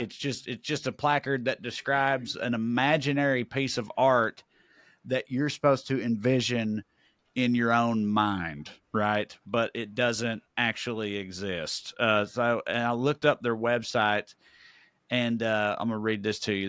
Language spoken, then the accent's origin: English; Celina, Tennessee, United States; moved away; I just came back from my hometown of Salina, Tennessee. I was there for a little over a week, catching up with some old friends, working on the house I grew up